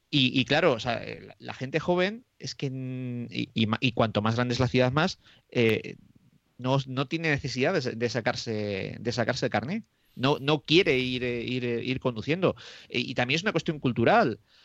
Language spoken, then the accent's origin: Spanish; Moradillo de Roa, Castile and León, Spain; en mi pueblo, que es Morallo de Roa, que está a 17 kilómetros de Aranda de Duero